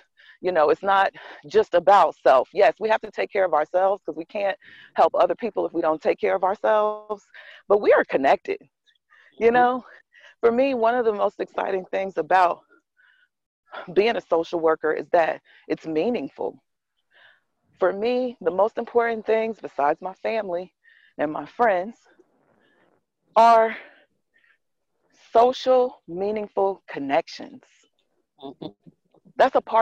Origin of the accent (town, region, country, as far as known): Kansas City, Missouri, United States; born or raised there; now in New Jersey, United States